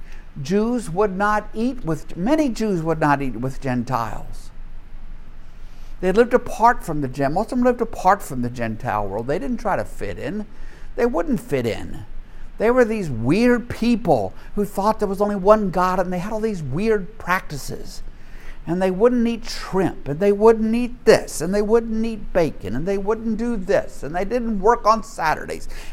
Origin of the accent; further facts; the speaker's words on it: Louisiana, United States; I grew up in a world in the 1950s and 60s in the Deep South